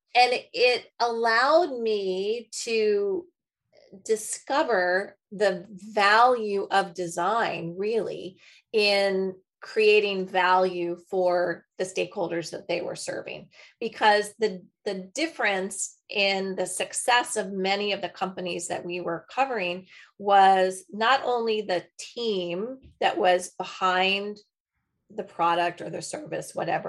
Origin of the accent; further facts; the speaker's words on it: New Hampshire, United States; I grew up skiing on the East Coast, skiing in Waterville Valley for any of those New Hampshire skiers.